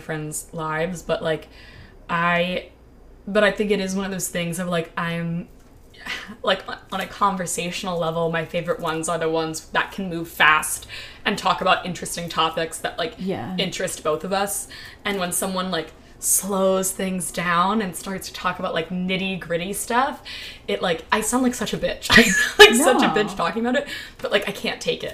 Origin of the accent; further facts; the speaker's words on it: Maryland, United States; I grew up in Maryland, like, right next to D.C.